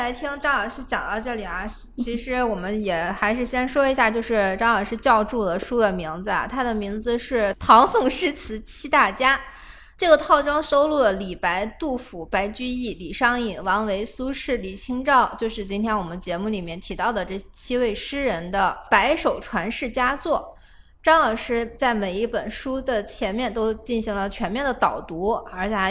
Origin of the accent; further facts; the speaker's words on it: China; 都要有士族精神，这是我们中国人非常宝贵的东西。